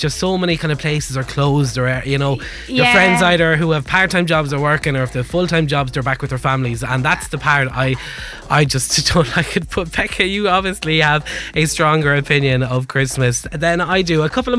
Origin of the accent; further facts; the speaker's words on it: Wexford, Leinster, Ireland; I have to say it very quietly because I'm from Wexford and I could get in a lot of trouble